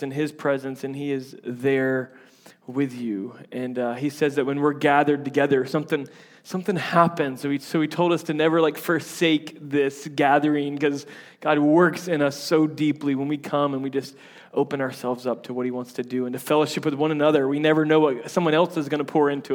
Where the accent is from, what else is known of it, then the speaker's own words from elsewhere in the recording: Tampa, Florida, United States; accent: southern; I'm from Tampa, and so there's like a bunch of Yankees. But I grew up in like the redneck side of Tampa, so like I feel like my accent changes based on who I'm talking